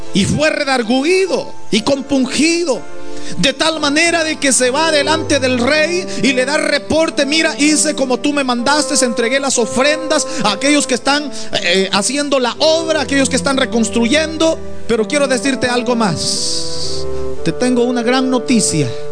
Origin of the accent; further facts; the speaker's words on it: El Salvador; now in United States; En mi país, por ejemplo, en El Salvador